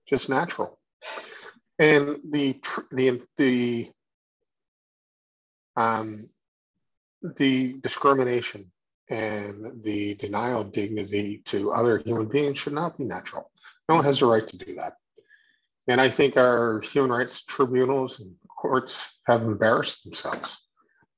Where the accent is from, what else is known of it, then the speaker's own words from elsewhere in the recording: Newfoundland and Labrador, Canada; as a Newfoundlander